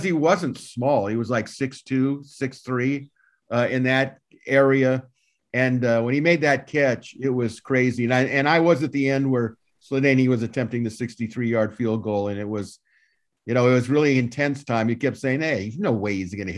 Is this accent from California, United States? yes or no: yes; Southern California, United States; when you grow up in Southern California